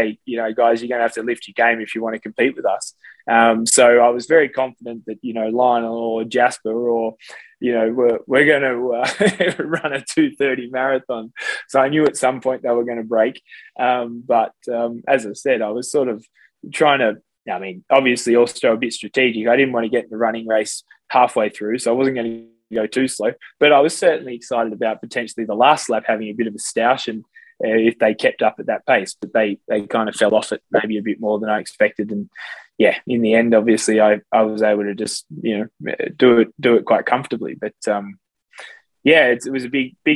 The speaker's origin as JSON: {"language": "English", "country": "Australia", "tie": "born or raised there", "said": "I had a bit of a swimming background from growing up in Australia as a kid"}